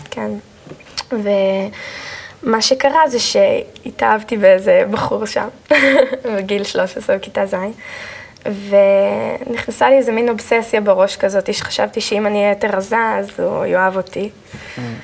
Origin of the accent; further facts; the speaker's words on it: Kfar Saba, Central District, Israel; also born or lived in Haifa / Karmiel; אני נולדתי בבית חולים אה, בחיפה, ומשם עברנו לגור בכרמיאל, אה, ובגיל שנתיים וחצי בערך עברתי עם ההורים לגור בכפר סבא